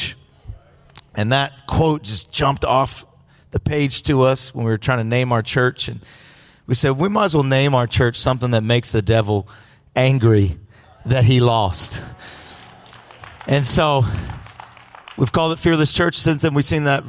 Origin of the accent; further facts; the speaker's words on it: Los Angeles, California, United States; I'm all the way from L.A. I am really from California